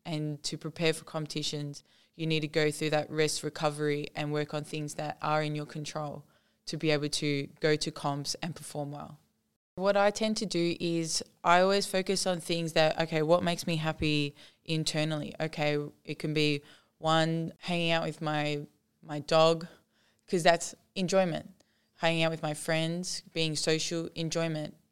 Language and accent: English; Australia